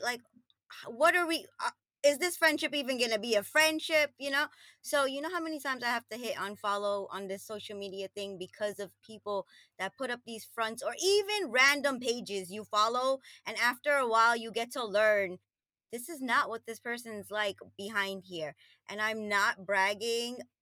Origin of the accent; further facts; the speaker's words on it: New York, United States; moved away as an adult; also born or lived in Trinidad and Tobago; now in New Jersey, United States; I grew up in Queens, New York